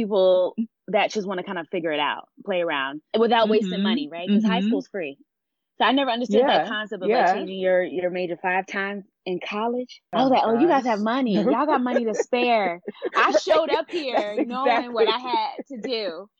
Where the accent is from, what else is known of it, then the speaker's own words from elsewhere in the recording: Delaware, United States; I came from Delaware. My dad was military, so we traveled a lot. So I call myself a global citizen. So I'm not going to claim Delaware as my place. But once we settled down and we got stationed in Delaware